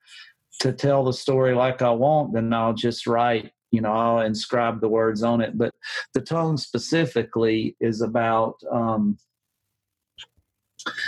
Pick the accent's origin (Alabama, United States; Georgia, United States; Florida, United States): Alabama, United States; South; I was from South Alabama